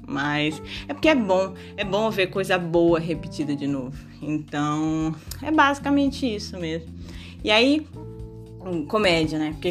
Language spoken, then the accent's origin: Portuguese; Maranhão, Brazil; moved away; Eu sou maranhense, moro, não moro mais no Maranhão. E uma forma de me reconectar com o Maranhão é o quê?